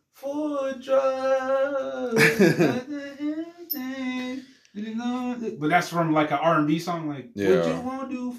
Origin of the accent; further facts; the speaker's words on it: New York, United States; moved away as an adult; also born or lived in Hartford / Massachusetts; people just knowing I'm from New York